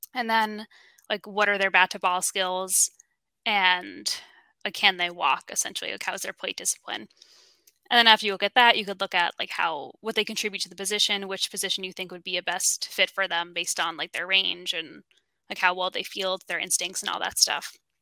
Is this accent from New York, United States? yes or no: yes; New York, United States; I'm from New York